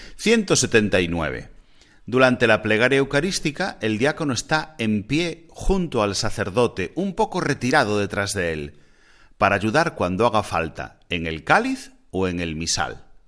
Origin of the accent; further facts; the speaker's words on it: Galicia, Spain; mi tierra de Galicia